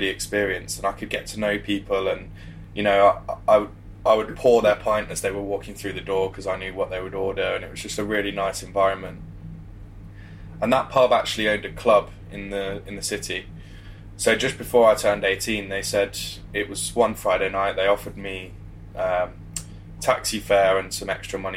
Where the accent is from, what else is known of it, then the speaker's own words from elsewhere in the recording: the Midlands, England, United Kingdom; also born or lived in West London / Leicester; So I was born over in West London, but when I was quite young my parents split up and me and my mum moved to the Midlands to just be closer to family